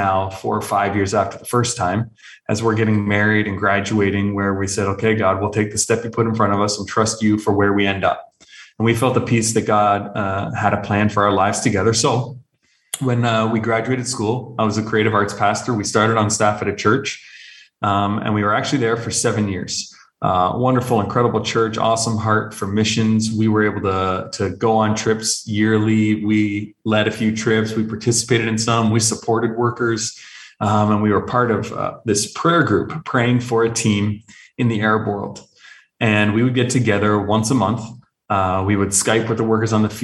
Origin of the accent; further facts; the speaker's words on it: just outside of Toronto, southern Ontario, Canada; moved away as an adult; now in Arabian Peninsula; I was actually born and raised in Canada, so just outside of Toronto in southern Ontario.